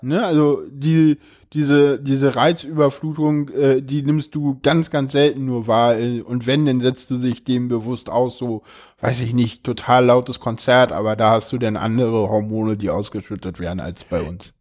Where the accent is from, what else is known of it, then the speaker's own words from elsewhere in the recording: Berlin, Germany; ich komme aus Berlin, da machen die Leute sowas